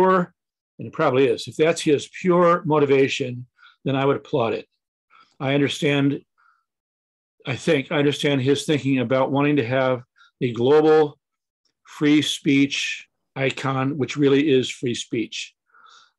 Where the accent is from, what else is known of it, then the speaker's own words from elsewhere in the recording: Friday Harbor, Washington, United States; in Friday Harbor, my hometown